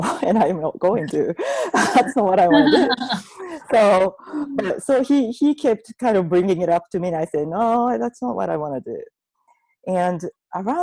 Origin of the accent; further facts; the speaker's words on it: Japan; moved away as an adult; I grew up in Japan in a Buddhist/Shintoism family